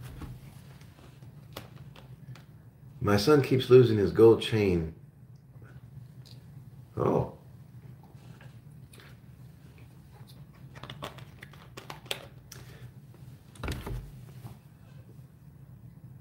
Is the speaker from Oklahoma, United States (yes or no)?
yes; Oklahoma, United States; also born or lived in Augsburg, Bavaria, Germany; I'm originally from Germany, and when I first came to the States, I grew up in Oklahoma.